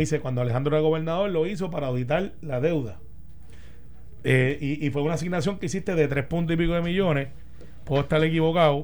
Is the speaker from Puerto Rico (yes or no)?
yes; Guaynabo, Puerto Rico; yo soy de Guainabo